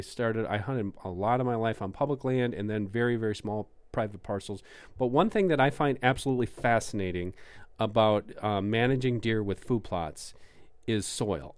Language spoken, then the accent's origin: English; Canada; accent: Canadian; It's my Canadian accent